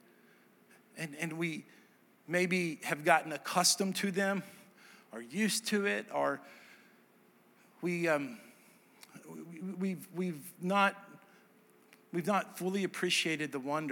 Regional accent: Dallas, Texas, United States; moved away as an adult; also born or lived in Nashville, Tennessee; now in Hendersonville, United States; I'm from Dallas

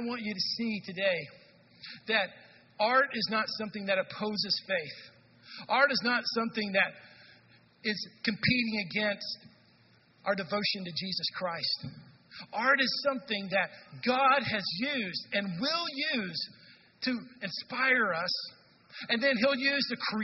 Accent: North Texas, United States; now in Madison, United States; I'm from Texas, where in North Texas

